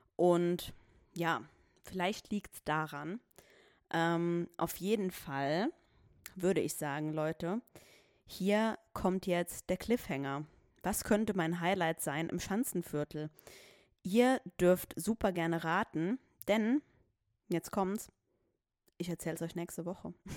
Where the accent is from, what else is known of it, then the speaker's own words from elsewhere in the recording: Saarbrücken, Saarland, Germany; ich komme aus Saarbrücken